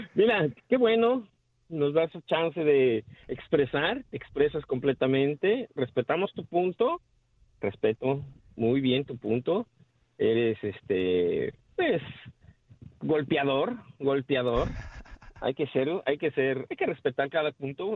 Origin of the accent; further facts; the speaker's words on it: Mexico City, Mexico; nosotros los mexicanos, yo soy mexicano, chilango de corazón